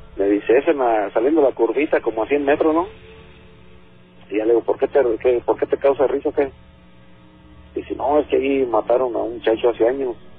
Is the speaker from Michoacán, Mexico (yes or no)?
yes; Zamora, Michoacán, Mexico; soy de Zamora, Michoacán